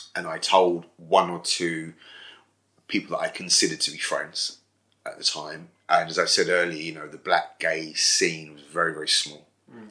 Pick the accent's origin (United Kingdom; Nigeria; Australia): United Kingdom; London; I was born and raised in Brixton